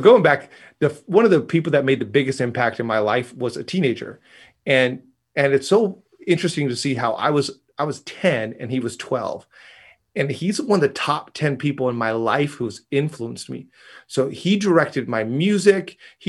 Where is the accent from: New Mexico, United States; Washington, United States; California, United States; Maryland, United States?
Washington, United States; Seattle; So I was from Seattle.